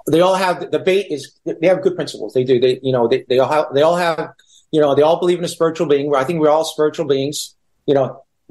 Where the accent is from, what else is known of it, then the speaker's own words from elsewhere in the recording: New York City, New York, United States; also born or lived in Israel; I grew up in Brooklyn